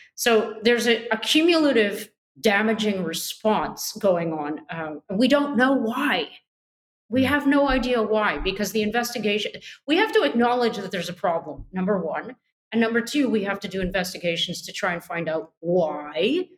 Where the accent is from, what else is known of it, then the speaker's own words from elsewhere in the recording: Canada; I'm a Canadian